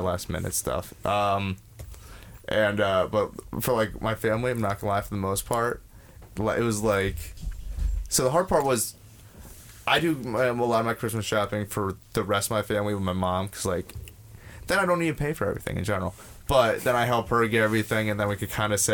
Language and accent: English; New York, United States; We're from New York.